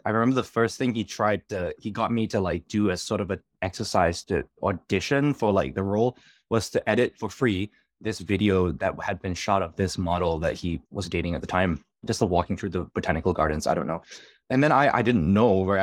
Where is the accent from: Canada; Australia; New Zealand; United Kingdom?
Australia; moved away as an adult; also born or lived in New York; I'm from Australia